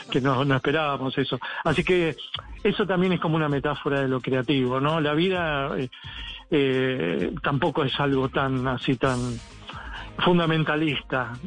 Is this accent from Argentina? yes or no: yes; Argentina; la provincia que acá eh, produce el mejor vino, digamos, de, la Argentina